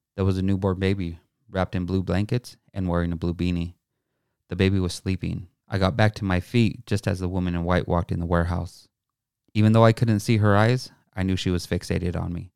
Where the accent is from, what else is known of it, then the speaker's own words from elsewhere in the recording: Pueblo, Colorado, United States; I grew up on East thirteenth and Pueblo, Colorado